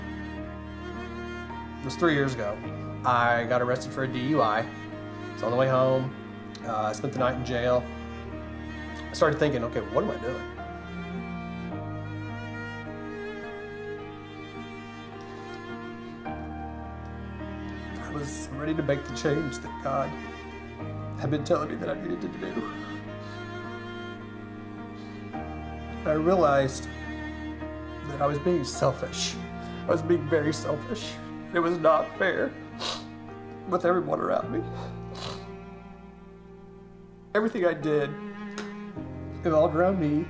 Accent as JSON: {"language": "English", "town": "Owosso", "region": "Michigan", "country": "United States", "tie": "born or raised there", "said": "I grew up in Owosso"}